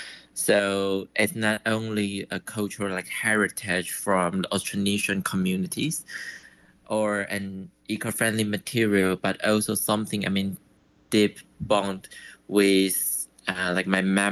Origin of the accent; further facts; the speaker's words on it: Taipei, Taiwan; also born or lived in Nantou; I was born in Nantou. But I was raised in Taipei when I was young.